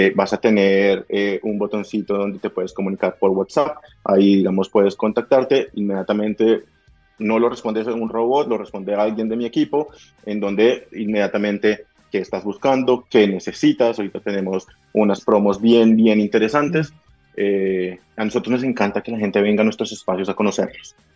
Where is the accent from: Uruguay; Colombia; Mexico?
Colombia; Bogotá; moved away; yo soy de Bogotá, en Colombia